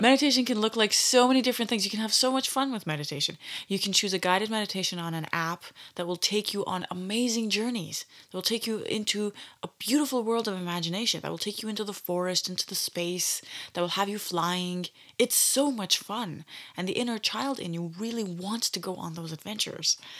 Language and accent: English; Canada; growing up in Canada